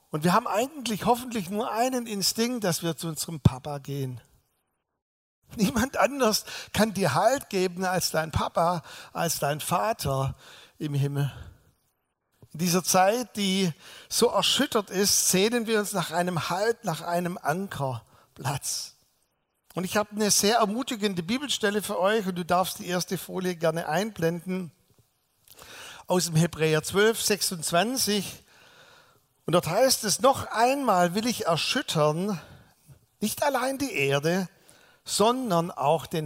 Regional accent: Balingen, Baden-Württemberg, Germany; ich bin ja nicht hier in der Gegend groß geworden, sondern im sogenannten Zollernalbkreis in Balingen, da bin ich geboren.

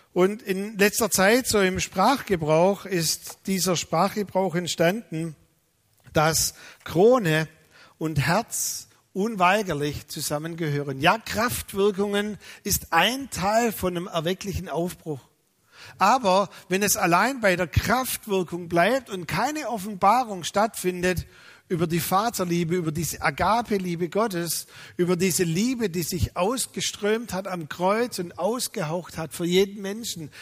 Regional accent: Germany; als Deutsche

